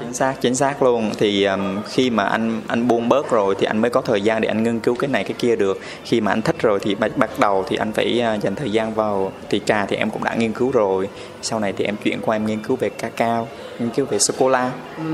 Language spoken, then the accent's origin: Vietnamese; Huế, Thua Thien Hue, Vietnam; accent: Huế; now in Ho Chi Minh City, Vietnam; em ờ, sinh ra và lớn lên ở Huế. Em là ừ. người Huế chính gốc